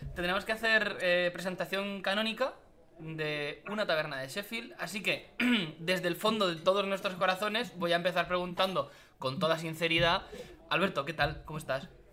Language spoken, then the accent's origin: Spanish; Castilla-La Mancha, Spain; probablemente la, empresa más grande de toda Castilla-La Mancha está en mi pueblo